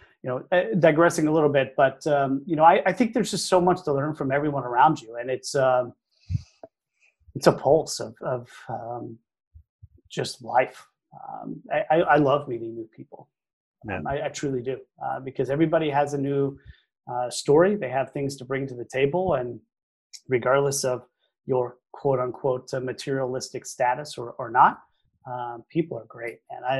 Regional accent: Arlington, Texas, United States; Oh yeah, I grew up in Arlington, Texas.

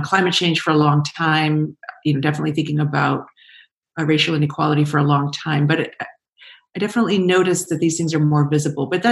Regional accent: California, United States; I grew up in California

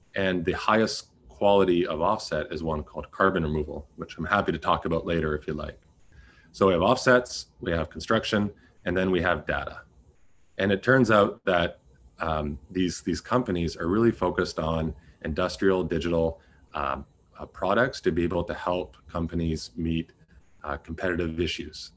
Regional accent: Canada; I'm also a Canadian

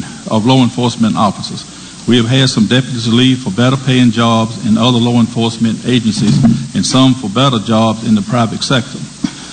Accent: Halifax County, Virginia, United States; I was born and raised in Halifax County

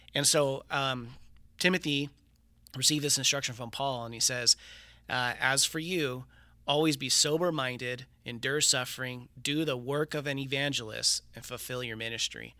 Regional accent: Riverside, California, United States; I was born and raised here in Riverside

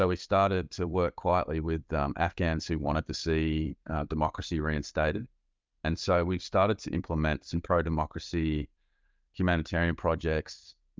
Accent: Australia; As an Australian military and intelligence officer, I had very little to do with the private sector

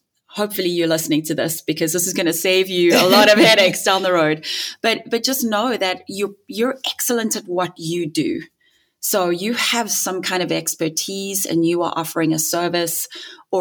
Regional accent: South Africa; moved away; I'm South African too, in case you didn't hear the funny accent.

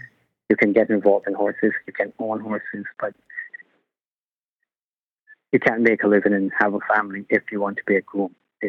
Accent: Barbados; moved away; I was born in Barbados in 1969, so I grew up in and got involved in horse racing.

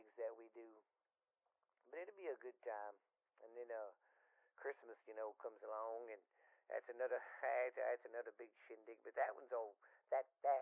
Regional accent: Boothville, Louisiana, United States; I was born here in Boothville, Louisiana, and I've lived here pretty much my whole life

